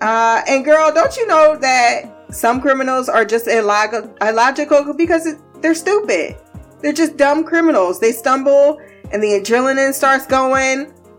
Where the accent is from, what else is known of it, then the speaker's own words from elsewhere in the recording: Southern United States, United States; I am from the South, and I can't say how Midwest people are about spades because I didn't really deal with it so much.